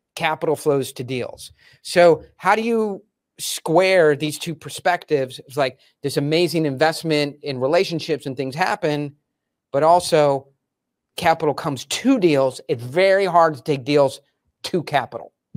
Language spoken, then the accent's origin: English; Delaware, United States; we grew up in Delaware